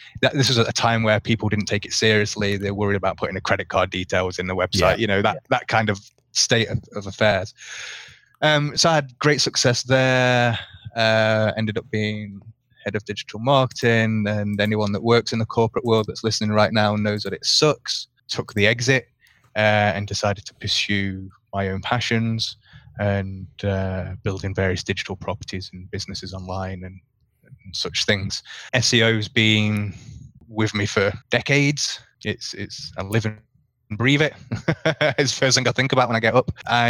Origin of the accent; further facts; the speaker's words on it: Manchester, North West England, United Kingdom; moved away as an adult; now in Costa Rica; I'm actually based in Costa Rica. I've been here for about 8 years now. But originally from Manchester. I'm a northern monkey born and bred.